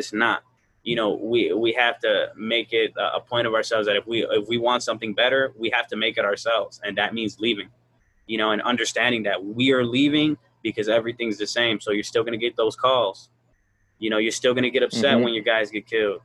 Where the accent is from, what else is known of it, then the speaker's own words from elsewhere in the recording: Chicago, Illinois, United States; I'm from Chicago. I'm from the hood.